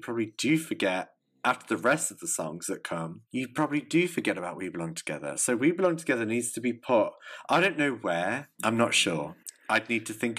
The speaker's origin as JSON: {"language": "English", "region": "England", "country": "United Kingdom", "said": "I'm an English lamb"}